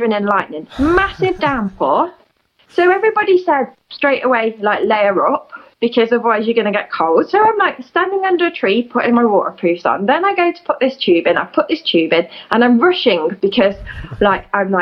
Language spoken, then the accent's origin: English; United Kingdom; I'm in the UK, which is my home country